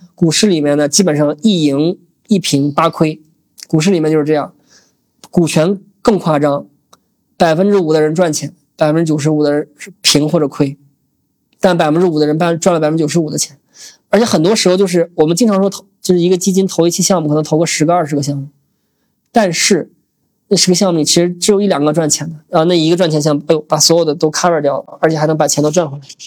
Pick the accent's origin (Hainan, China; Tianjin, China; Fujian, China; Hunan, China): Tianjin, China; moved away as an adult; also born or lived in Shanghai; 我是天津人，当年嘛，高考也算前一百，当年份儿够清北的